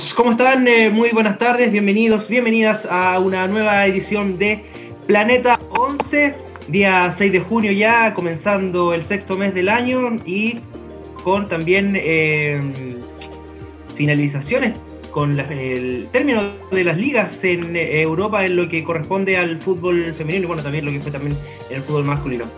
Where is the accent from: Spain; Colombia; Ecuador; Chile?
Chile; nosotros, nosotras como chilenos